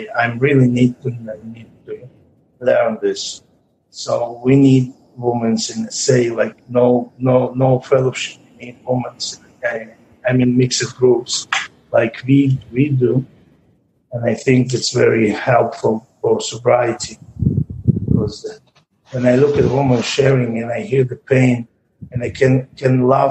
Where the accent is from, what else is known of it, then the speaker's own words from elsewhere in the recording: Israel; I'm from Israel.